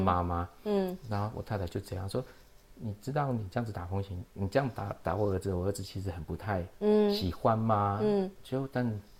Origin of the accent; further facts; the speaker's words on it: Taiwan; 对那也就是因为小时候我在眷村长大啊，